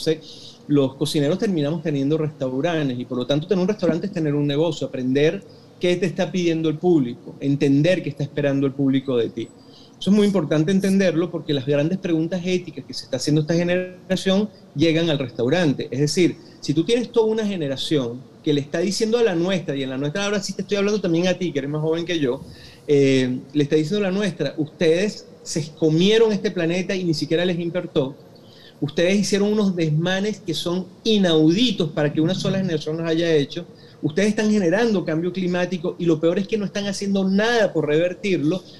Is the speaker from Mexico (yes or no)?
no; Venezuela; Yo, aunque sea venezolano, porque claro, madre hindú, todo el cuento, pero soy venezolano. Es decir, yo me crié chiquitito comiendo, te lo juro, no, es mentira, eh, arepa de chigüire porque mi papá hacía arepa de chigüire los fines de semana, mi papá es llanero.